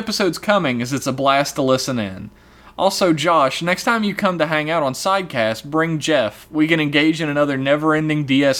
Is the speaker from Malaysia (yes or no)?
no; Ireland; Basically, I'm from Ireland, and that's what we do.